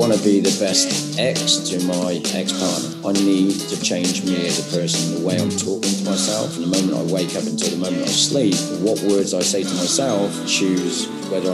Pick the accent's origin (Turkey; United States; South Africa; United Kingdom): United Kingdom; England; moved away as an adult; now in Australia; I'm from England and in a small country town, so a bit of a country boy. And I had a good upbringing